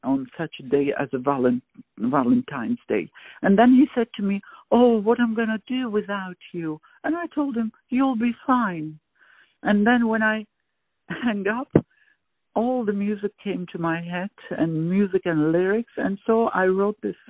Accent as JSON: {"language": "English", "town": "Baku", "country": "Azerbaijan", "tie": "born or raised there", "moved": "as an adult", "lives_now": "The Hague, Netherlands", "said": "I was born in Baku, Azerbaijan. And at the age of 5, I start liking music, having interest in it at the kindergarten"}